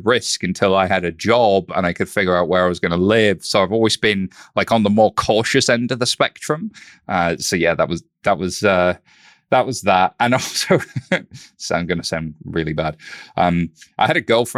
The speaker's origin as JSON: {"language": "English", "town": "Halifax", "region": "Yorkshire and the Humber", "country": "United Kingdom", "tie": "born or raised there", "accent": "northern", "said": "I was born in a town called Halifax, West Yorkshire"}